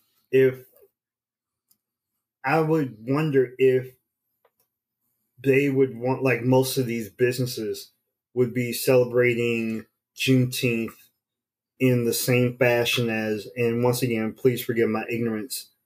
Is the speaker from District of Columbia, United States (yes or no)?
yes; Washington, District of Columbia, United States; I grew up in the Chocolate City.